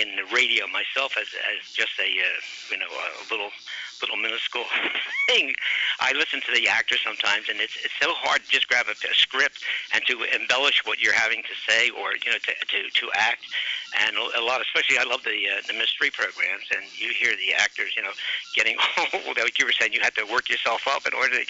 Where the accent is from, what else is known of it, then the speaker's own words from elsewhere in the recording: Philadelphia, Pennsylvania, United States; from Philadelphia, Pennsylvania.